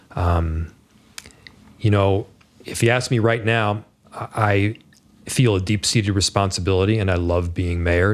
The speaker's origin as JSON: {"language": "English", "region": "Northern Virginia", "country": "United States", "tie": "born or raised there", "moved": "yes", "said": "we grew up in Northern Virginia largely"}